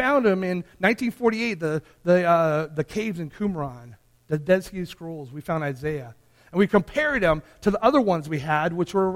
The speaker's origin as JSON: {"language": "English", "town": "Santee", "region": "California", "country": "United States", "tie": "born or raised there", "said": "I grew up in a small town called Santee."}